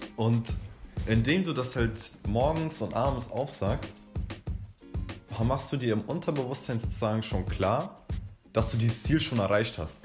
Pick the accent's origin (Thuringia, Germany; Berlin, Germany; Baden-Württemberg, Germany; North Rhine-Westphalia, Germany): Berlin, Germany; ich bin 17 Jahre alt und ich komme aus Berlin.